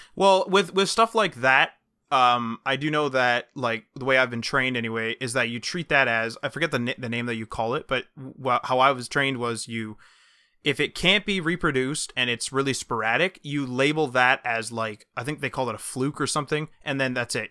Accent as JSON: {"language": "English", "country": "Canada", "said": "We're Canadian"}